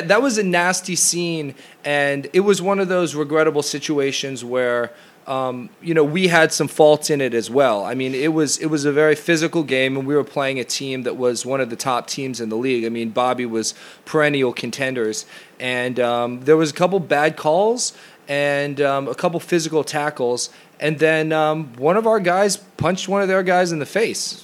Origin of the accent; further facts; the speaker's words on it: United States; moved away as an adult; the sort of soccer environment that I grew up in in the United States